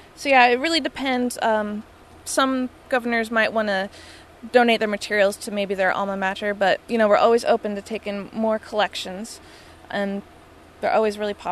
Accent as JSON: {"language": "English", "area": "West Coast", "region": "California", "country": "United States", "tie": "born or raised there", "moved": "as an adult", "lives_now": "North Dakota, United States", "said": "Growing up on the West Coast, I always kind of thought of the Wild West."}